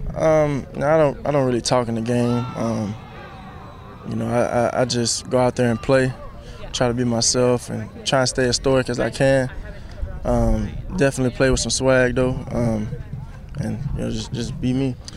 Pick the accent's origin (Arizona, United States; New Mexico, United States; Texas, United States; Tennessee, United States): Texas, United States; I'm from Texas